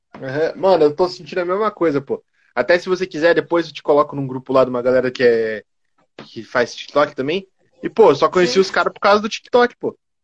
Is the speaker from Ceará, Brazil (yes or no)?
no; Curitiba, Paraná, Brazil; eu sou de Curitiba